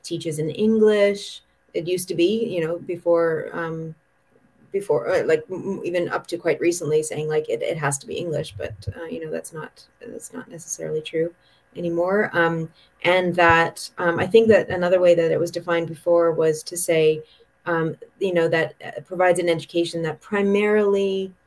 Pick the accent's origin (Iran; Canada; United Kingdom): Canada; moved away as an adult; also born or lived in Fukushima Prefecture, Japan; now in Japan; I am from Canada originally